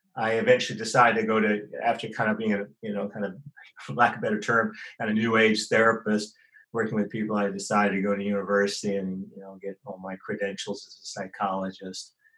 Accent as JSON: {"language": "English", "town": "San Francisco", "region": "California", "country": "United States", "tie": "born or raised there", "also_born_or_lived": "Santa Cruz", "moved": "yes", "lives_now": "Sydney, Australia", "said": "I was born in uh, San Francisco Bay Area, and in 1954"}